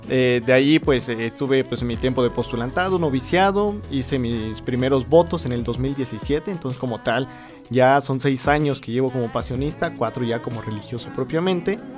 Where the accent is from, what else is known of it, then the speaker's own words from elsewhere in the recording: San Juan del Río, Querétaro, Mexico; tengo 24 años, soy originario de San Juan del Río Querétaro, soy el cuarto de cinco hermanos